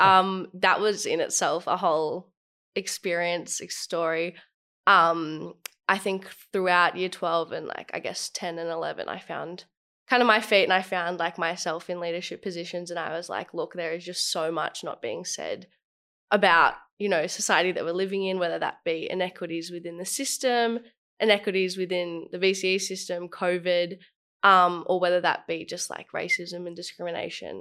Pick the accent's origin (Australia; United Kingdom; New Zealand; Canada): Australia; I was born in Australia.